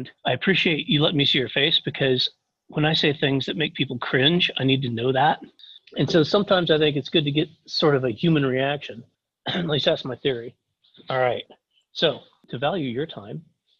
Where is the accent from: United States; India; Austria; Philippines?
United States; Kansas; moved away as an adult; also born or lived in Taiwan; I grew up in Kansas, farm boy sort of thing, middle of nowhere, Kansas